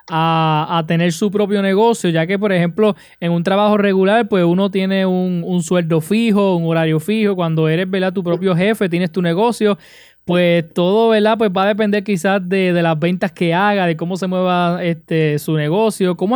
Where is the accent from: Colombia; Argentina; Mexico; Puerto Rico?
Puerto Rico; Arecibo; Somos del pueblo de Arecibo.